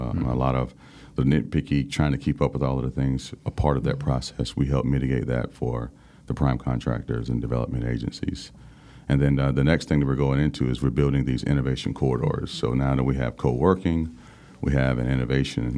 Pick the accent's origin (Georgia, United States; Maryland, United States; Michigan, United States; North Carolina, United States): North Carolina, United States; Burgaw; moved away as an adult; also born or lived in Greenville, North Carolina / Bay Area, California / Santa Clara, California; I was born and raised in Burgard, North Carolina, proud resident of Pender County, Pender High School